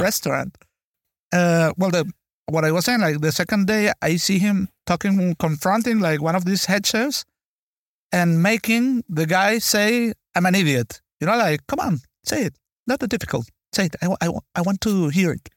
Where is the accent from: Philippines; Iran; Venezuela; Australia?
Venezuela; moved away; I was born and raised in Venezuela